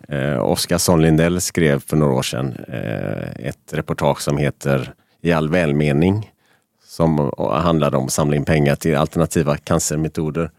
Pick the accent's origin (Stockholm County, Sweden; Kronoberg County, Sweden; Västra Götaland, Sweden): Västra Götaland, Sweden; Gothenburg; vi är göteborgare